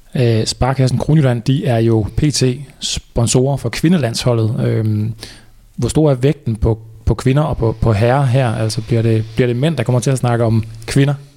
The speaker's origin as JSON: {"language": "Danish", "town": "Viborg", "region": "Central Denmark Region", "country": "Denmark", "said": "Jeg kommer dog fra Viborg"}